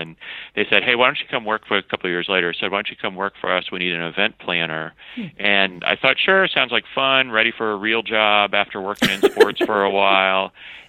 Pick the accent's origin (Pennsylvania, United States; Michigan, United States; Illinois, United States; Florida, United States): Florida, United States; Jacksonville; also born or lived in South Carolina; I grew up, well, technically I was born in South Carolina, but from 2 months on, have been a Floridian, grew up in Jacksonville, Florida, went away for school, but once you get the sand in your shoes, it always brings you back.